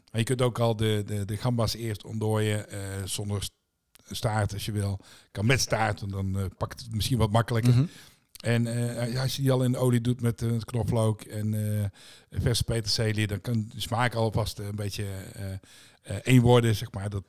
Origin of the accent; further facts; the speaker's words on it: Tilburg, North Brabant, Netherlands; ik kom uit Tilburg.